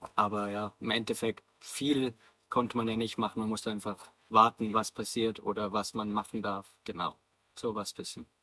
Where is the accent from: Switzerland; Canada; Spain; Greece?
Switzerland; Davos, Graubünden; moved away as an adult; now in Bayreuth, Germany; ursprünglich komme ich aus der Schweiz. Ähm, ich bin, äh, bin da aufgewachsen und habe dann mein ganzes Leben eigentlich in Davos gelebt